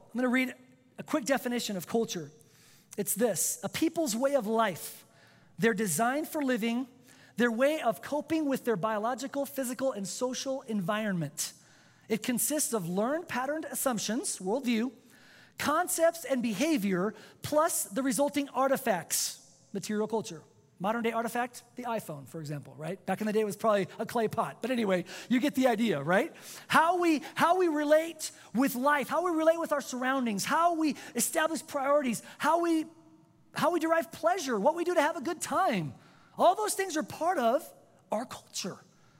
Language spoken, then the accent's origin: English; Spain; first language Spanish; English is a second language; I was born and raised in Spain. I'm a native speaker. I didn't even speak English till I was 7 years old.